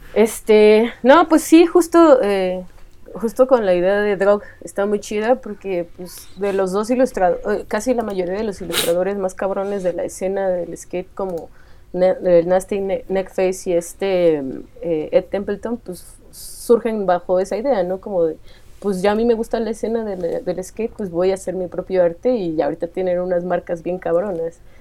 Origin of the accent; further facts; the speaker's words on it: Ecatepec?, State of Mexico, Mexico; yo soy de Scali, el Estado de México